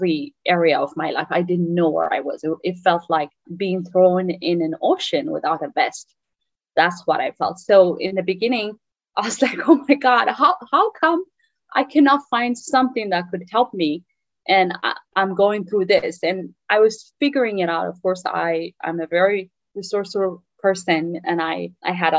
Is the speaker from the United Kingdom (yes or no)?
no; Eritrea; English is a second language; moved away as an adult; now in United States; I am from Eritrea originally, that's in East Africa. I came to US in December 15, 2007.